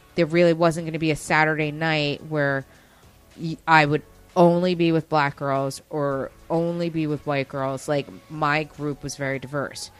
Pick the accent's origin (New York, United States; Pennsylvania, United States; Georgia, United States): New York, United States; Westchester; I didn't grow up in the city. I grew up in Westchester